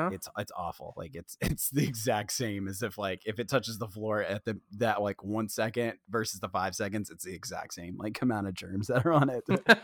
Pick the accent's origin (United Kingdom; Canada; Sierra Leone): United Kingdom; England; dude, I mean, we came from England, so yeah, perfect.